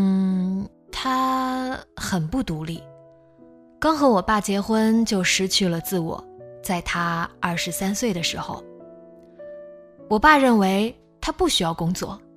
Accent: Nanjing, Jiangsu, China; moved away as an adult; 我是南京人，南京大城市啊

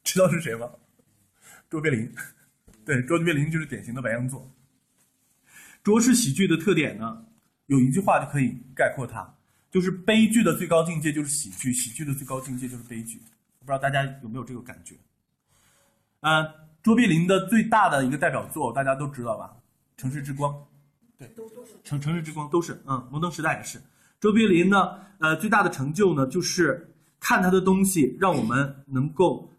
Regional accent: China; 我们中国人

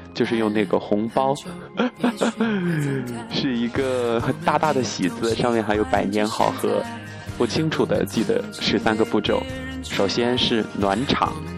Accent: Chongqing, China; accent: Chongqing dialect; 我们这里就不是一个说普通话的地方，目前在重庆，我所谓的是重庆话

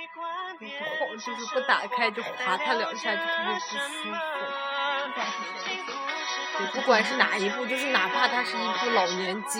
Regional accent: Zhejiang, China; 我们浙江人，

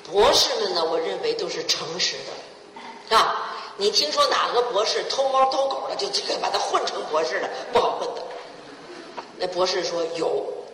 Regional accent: China; 我们中国人最重的一个是勤奋

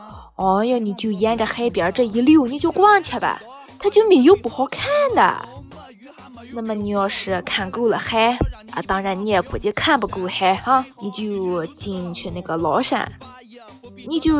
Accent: Qingdao, Shandong, China; 一个地道青岛小妹儿。那么今天哈，我就跟恁絮叨絮叨青岛方言。首先啊，我相信大家肯定对我们青岛话不陌生。

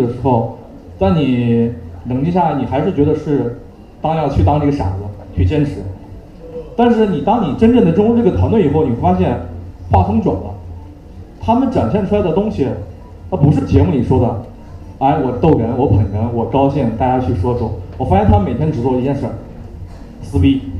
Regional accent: Hunan, China; also born or lived in Beijing; 为什么我突然从湖南来到这块儿？就第一点，是因为我对北京还是有情节的，就是你在北京漂了一段时间，你漂不下去了，回去了

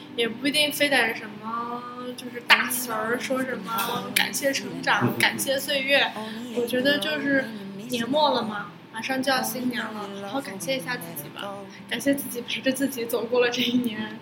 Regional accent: China; now in Thailand; 我们中国人和泰国人要合作修铁路了。

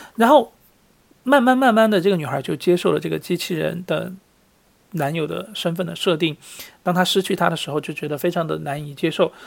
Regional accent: Sichuan, China; moved away; 我是四川人，我很喜欢打麻将。那么在虽然在国外

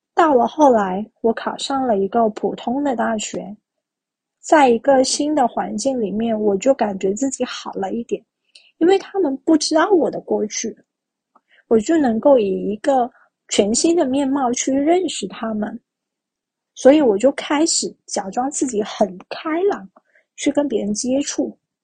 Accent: Guangdong, China; 我是一个广东人，然后现在的话是生活在佛山

